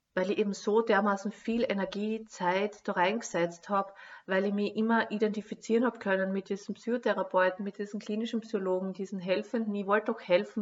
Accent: Lower Austria, Austria; moved away as an adult; also born or lived in Carinthia; ich komme aus Niederösterreich

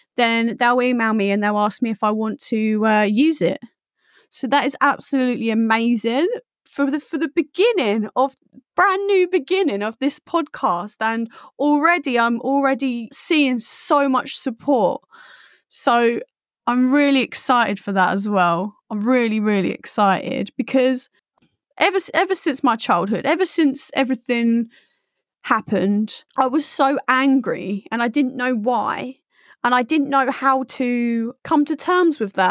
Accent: Essex, East of England, United Kingdom; I grew up in Essex

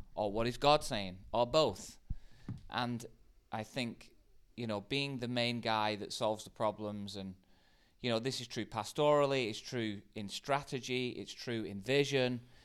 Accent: United Kingdom; In the U K

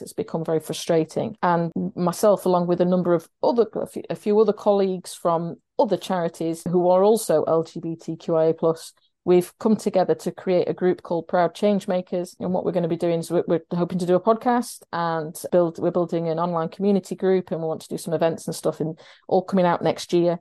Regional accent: Sheffield, Yorkshire and the Humber, United Kingdom; I live in Sheffield and I'm from Sheffield

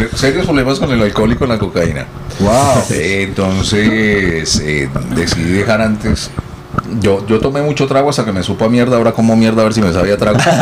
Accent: Colombia; now in Miami, United States; yo soy colombiano

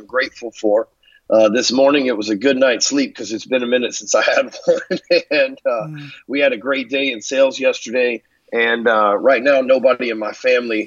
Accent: Texas, United States; also born or lived in Dallas, Texas; I'm probably the biggest bleeding heart Texan you'll ever run into

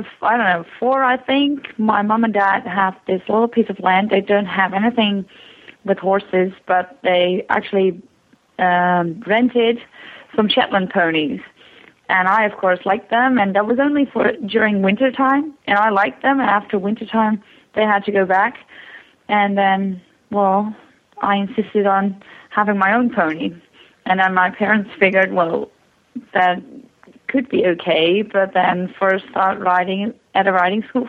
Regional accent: northern Netherlands, Netherlands; also born or lived in Canada; I live up in the north, in Bijlen, it's called. It's a little village. It's in the north of Holland.

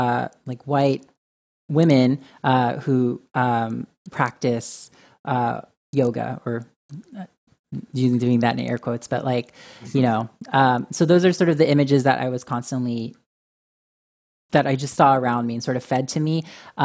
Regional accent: Philippines; as with my identity as Filipino, as male

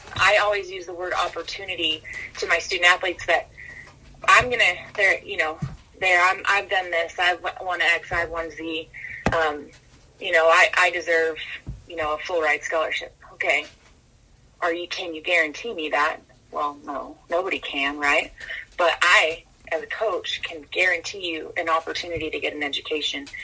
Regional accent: Wheatland, California, United States; now in La Junta, Colorado, United States; I was born and raised in Northern California, um, in Wheatland, California, Marysville area

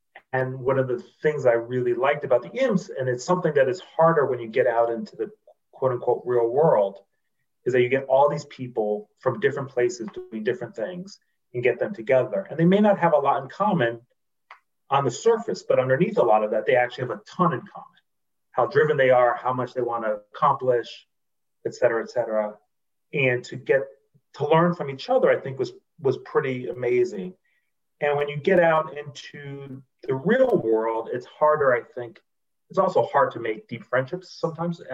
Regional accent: Washington, District of Columbia, United States; moved away as an adult; also born or lived in Charlottesville, Virginia; I grew up in Washington, D.C., and went to D.C. public schools from first grade through 12th grade

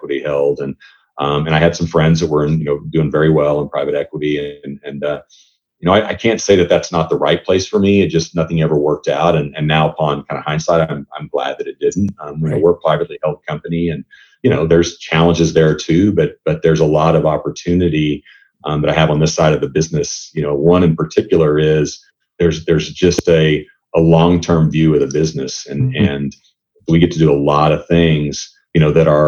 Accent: United States; moved away as an adult; also born or lived in Europe; As an American

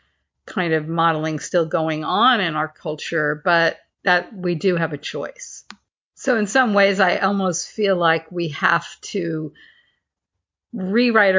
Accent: Northport, New York, United States; my hometown of North Port, Long Island

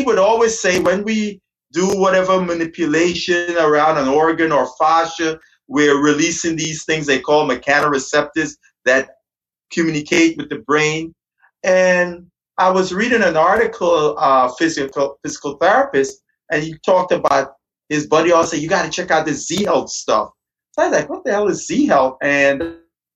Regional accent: Guyana; moved away as an adult; now in United States; I'm originally from Guyana. When I came to the United States to go to university

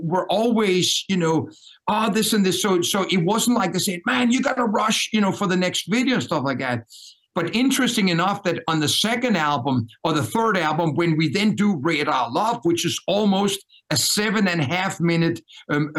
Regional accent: Denmark; accent: Danish; English is a second language; moved away as an adult; also born or lived in New York; born and raised in Denmark.

